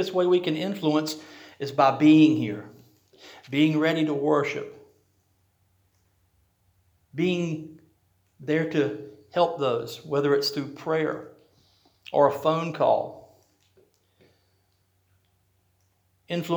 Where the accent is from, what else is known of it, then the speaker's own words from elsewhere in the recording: Rocky Mount, United States; The church I grew up in Rocky Mount